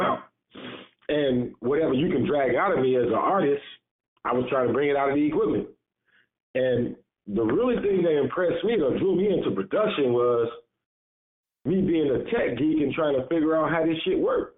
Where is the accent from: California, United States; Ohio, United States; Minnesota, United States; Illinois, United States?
Illinois, United States; Chicago; also born or lived in Woodlawn, Chicago; I grew up in Englewood